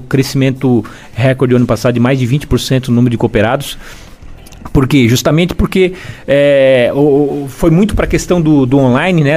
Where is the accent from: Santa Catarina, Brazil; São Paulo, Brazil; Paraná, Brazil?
Santa Catarina, Brazil; Imbituba; also born or lived in Florianópolis; Eu nasci em Imbituba, morei lá até os 17 anos